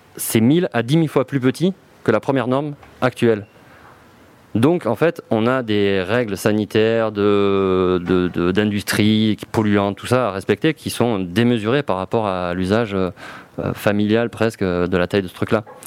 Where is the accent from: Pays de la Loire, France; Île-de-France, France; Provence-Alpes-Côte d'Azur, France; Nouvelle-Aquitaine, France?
Provence-Alpes-Côte d'Azur, France; Marseille; je suis Marseillais